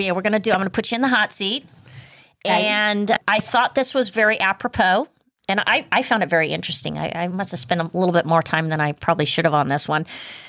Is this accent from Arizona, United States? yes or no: no; California, United States; Now, we're from California. We have like water is as much as gas here.